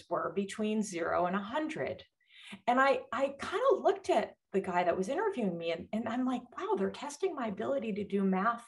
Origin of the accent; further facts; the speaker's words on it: Connecticut, United States; moved away; also born or lived in Pennsylvania; I grew up in Connecticut